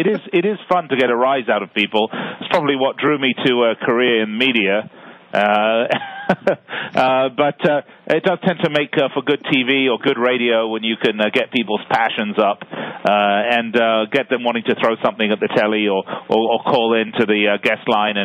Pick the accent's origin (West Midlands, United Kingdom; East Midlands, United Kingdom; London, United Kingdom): London, United Kingdom; I was born and raised in London